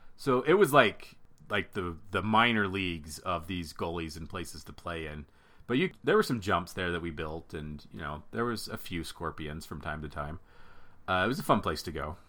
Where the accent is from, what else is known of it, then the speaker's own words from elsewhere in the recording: Pocatello, Idaho, United States; moved away; also born or lived in Utah; I went back to Pocatello, my hometown, about a month ago with my family